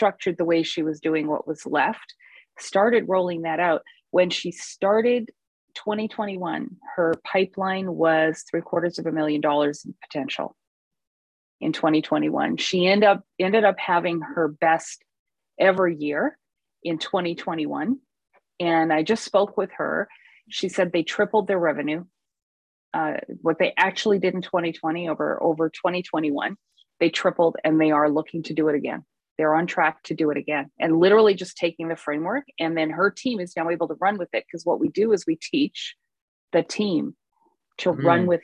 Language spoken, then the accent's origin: English; Vancouver, British Columbia, Canada; I'm from Vancouver